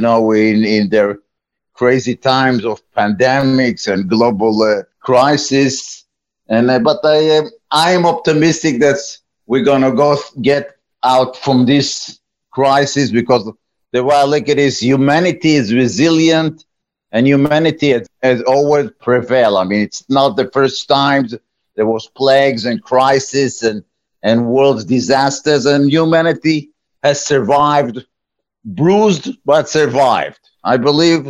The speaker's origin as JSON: {"language": "English", "country": "Israel", "tie": "born or raised there", "moved": "as an adult", "lives_now": "United States", "said": "I was born in Israel over a few decades ago"}